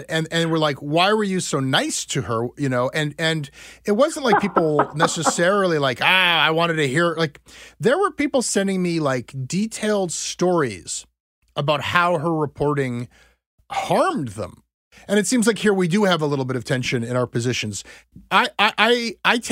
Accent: Ontario, Canada; we Anglos in Ontario

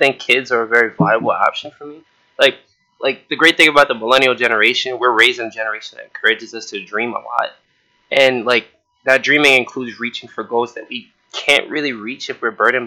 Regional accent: United States; I'm American born and raised

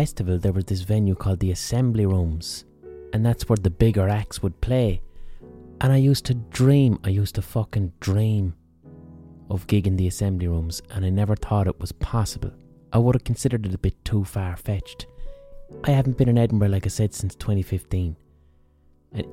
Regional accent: Limerick, Munster, Ireland; in Limerick, in my own city

